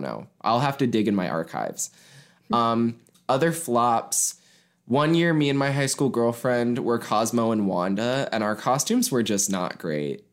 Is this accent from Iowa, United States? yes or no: no; Mason, Ohio, United States; Catholic elementary school that's in my hometown